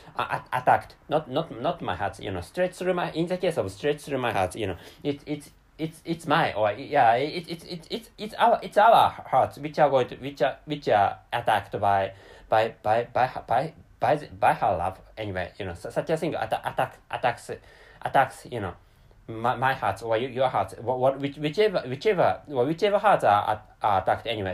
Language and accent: English; Japan; first language Japanese; English is a second language; I'm a Japanese person living in Japan